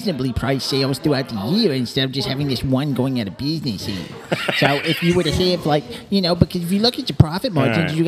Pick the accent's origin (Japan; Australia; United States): United States; New York; also born or lived in Florida; Originally, I'm from New York, but I go between New York and Florida